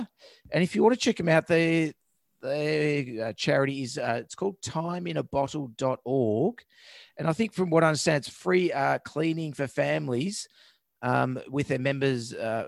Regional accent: South Carolina, United States; They started their walk in October 2020 from California, and their final destination is in South Carolina, my home state.

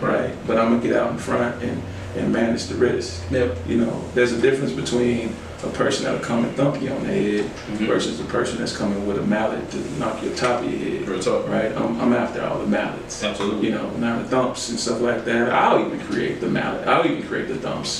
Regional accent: Little Rock, Arkansas, United States; also born or lived in Pasadena, California; We moved from Cali when I was six, maybe seven, back to, to Arkansas. Well, to Little Rock.

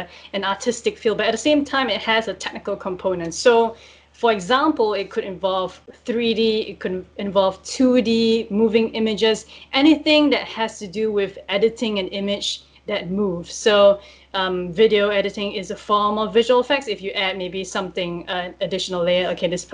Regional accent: Singapore; moved away; I'm originally from Singapore

